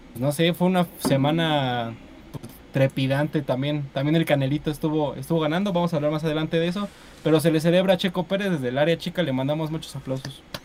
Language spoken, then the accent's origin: Spanish; Mexico; como mexicano